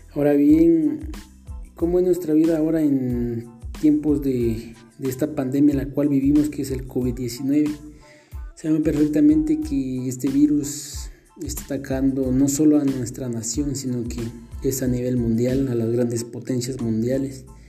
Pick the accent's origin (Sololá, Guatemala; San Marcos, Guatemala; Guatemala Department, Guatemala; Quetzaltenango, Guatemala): Sololá, Guatemala; Santa Clara La Laguna; soy de Santa Clara La Laguna, del departamento de Solola